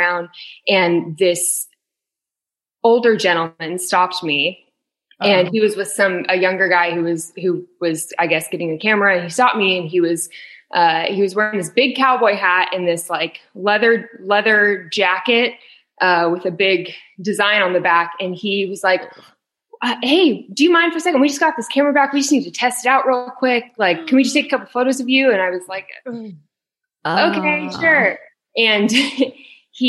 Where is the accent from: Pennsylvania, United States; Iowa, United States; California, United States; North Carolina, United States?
California, United States; Camarillo; also born or lived in Thousand Oaks, California; now in Nashville, United States; I'm from Camarillo